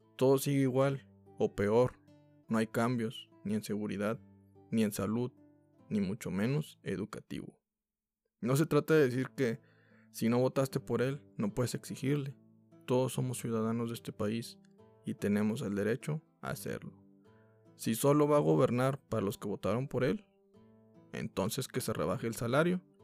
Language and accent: Spanish; Mexico; como mexicanos